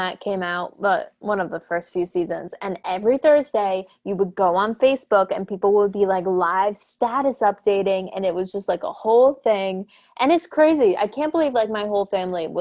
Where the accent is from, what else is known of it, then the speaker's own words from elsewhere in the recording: Poughkeepsie, New York, United States; I'm from Poughkeepsie area